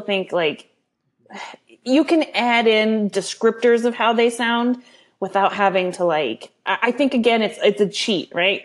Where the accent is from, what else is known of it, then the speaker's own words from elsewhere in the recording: California, United States; I was born in California